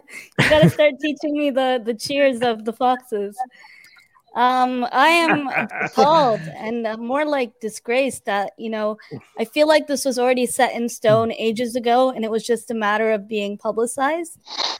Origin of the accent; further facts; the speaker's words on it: Canada; as a Canadian, very close to America